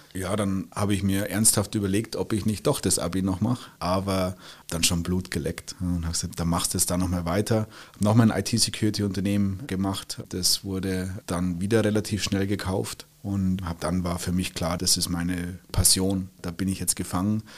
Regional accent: Bavaria, Germany; moved away as an adult; now in Switzerland; Ich bin gebürtiger Bayer, der jetzt ein gewisses Exil in der Schweiz gefunden hat, aber im Herzen bin ich und bleibe ich Bayer.

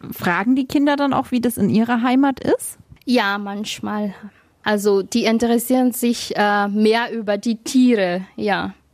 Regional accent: Madagascar; now in Germany; weil ich komme ja auch aus dem Land, also aus Madagaskar, wo zum Beispiel gar nicht das Müll nicht trennen.

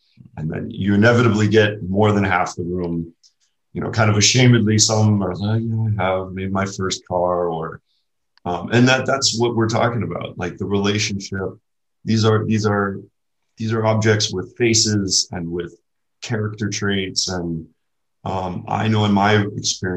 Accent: New Orleans, Louisiana, United States; moved away as an adult; also born or lived in California; I was raised in New Orleans, Louisiana

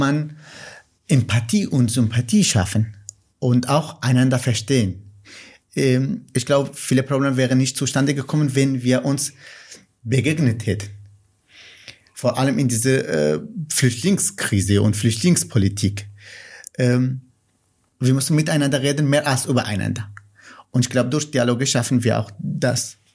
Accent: Nineveh, Iraq; first language Kurmanji; German is a second language; moved away as an adult; now in Cologne, Germany; ich komme aus dem Irak und Kurdisch und Arabisch sind Amtssprachen im, im, im Irak. Aber meine Muttersprache ist Kurmanji

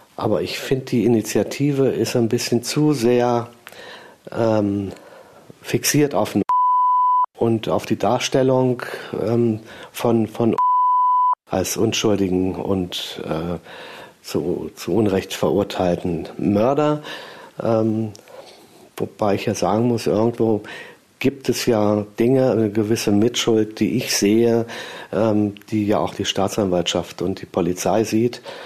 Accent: Göttingen, Lower Saxony, Germany; moved away as an adult; also born or lived in Ebersberg; now in Lichtenberg, Germany; Göttingen stamme

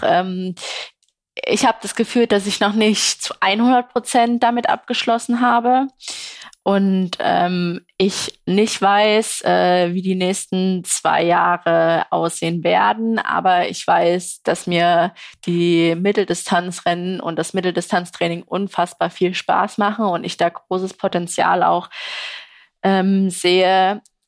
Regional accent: Saxony, Germany; als sächsische Sportlerin

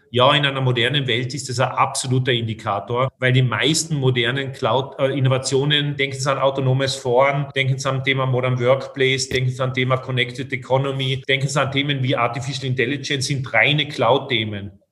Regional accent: Austria; ich sprich sozusagen als Österreicher und als, als, als Kenner der Branche.

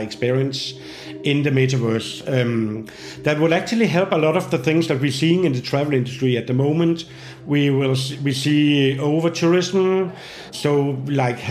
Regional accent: Denmark; I'm from Denmark, working as a futurist at the Copenhagen Institute for Future Studies.

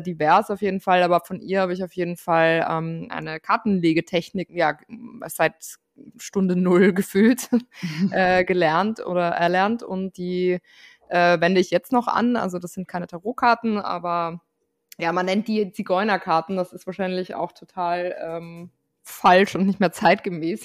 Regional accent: Austria; Ich bin Österreicherin

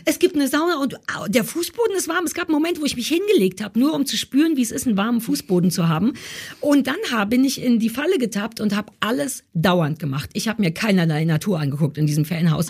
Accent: Berlin, Germany; Also ich bin ja wirklich in Berlin Mitte geboren quasi. Also ich kann nicht noch mehr Berliner sein, als ich es bin.

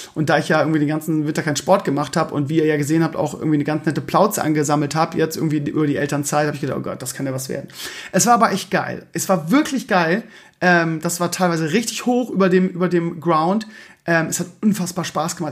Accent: Germany; Bei uns in Deutschland

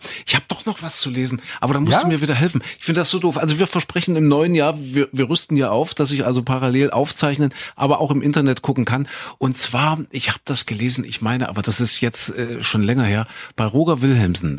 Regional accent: East Germany, Germany; wir so als Ossi-Kinder

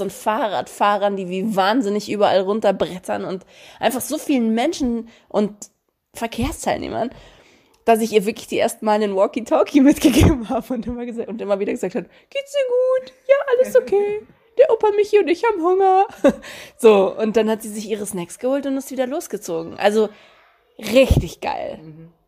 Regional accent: Romania; now in Germany; meine Kindheit in Rumänien

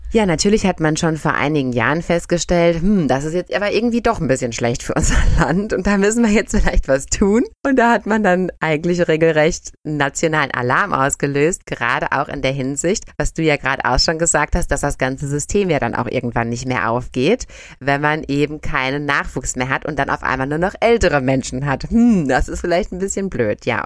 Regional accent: Germany; bei uns in Deutschland

